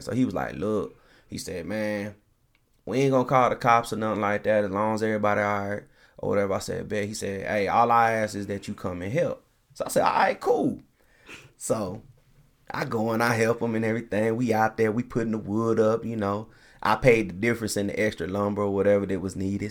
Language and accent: English; Colorado, United States; also born or lived in Nashville, Tennessee; lived all my life pretty much in Colorado